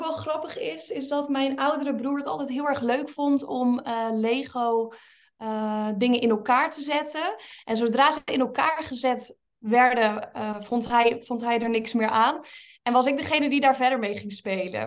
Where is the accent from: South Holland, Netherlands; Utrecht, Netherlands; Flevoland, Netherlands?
Utrecht, Netherlands; Linschoten; ik ben opgegroeid in een klein dorpje met um, plus minus 5000 inwoners in Linschoten